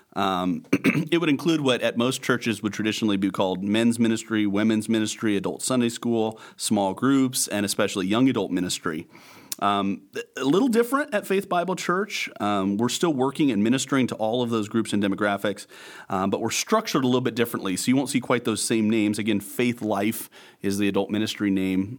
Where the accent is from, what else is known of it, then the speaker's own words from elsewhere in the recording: Bridgeport, Nebraska, United States; also born or lived in Denver, Colorado / Arcadia, Nebraska; I was born in Denver, Colorado, but raised in western Nebraska, Bridgeport, and then Arcadia